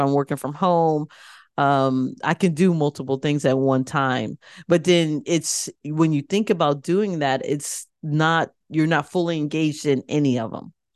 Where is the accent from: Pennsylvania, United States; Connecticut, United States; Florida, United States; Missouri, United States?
Connecticut, United States; I grew up in Connecticut